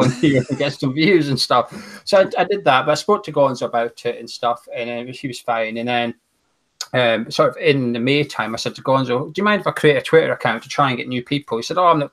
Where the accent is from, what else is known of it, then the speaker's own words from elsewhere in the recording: Aberdeen, Scotland, United Kingdom; I'm originally from Aberdeen. I'm still in Aberdeen, which is in very northeast of Scotland.